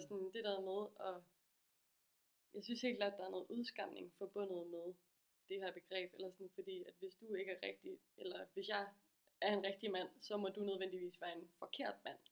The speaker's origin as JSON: {"language": "Danish", "town": "Aarhus", "region": "Central Denmark Region", "country": "Denmark", "said": "jeg kommer fra Aarhus og er 26 år gammel"}